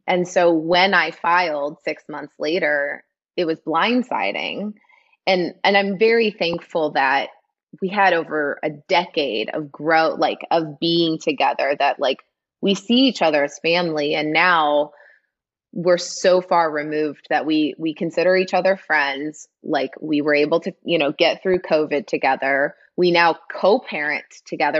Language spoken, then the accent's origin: English; Midwest, United States; moved away; I'm from the Midwest, grew up in a town of 800 people